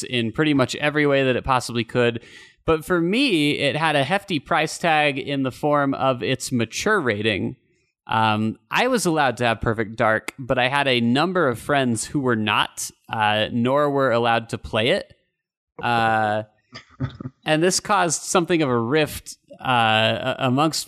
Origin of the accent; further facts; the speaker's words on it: Utah, United States; growing up in Utah